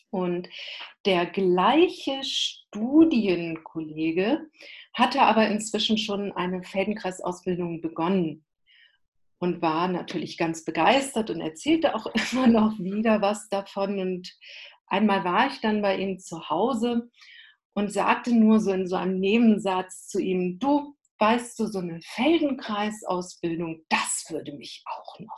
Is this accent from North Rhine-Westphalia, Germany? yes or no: yes; North Rhine-Westphalia, Germany; born there; das ist nah in Köln, da habe ich eben auch Familie. Ich bin in der Nähe geboren, da fühle ich mich auch wohl in der Ecke, auch wenn man das sprachlich nicht hört. So ist doch meine Wiege stand in diesem Bereich